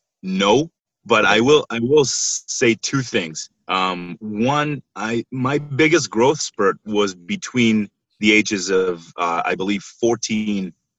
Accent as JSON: {"language": "English", "country": "Israel", "tie": "born or raised there", "moved": "as an adult", "said": "I'm originally from Israel and that's where I was born and raised"}